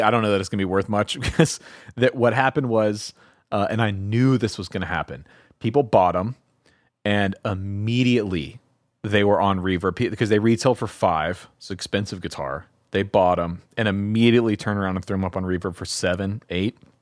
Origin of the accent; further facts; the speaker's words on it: the South, United States; I'm from the South